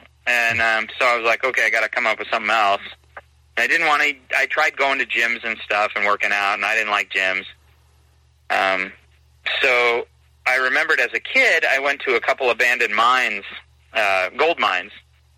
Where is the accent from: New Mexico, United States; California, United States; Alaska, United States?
Alaska, United States; Juneau; I was born and raised in Southeast Alaska, born and raised in Juneau. I left for multiple times and kept finding my way back to Juneau.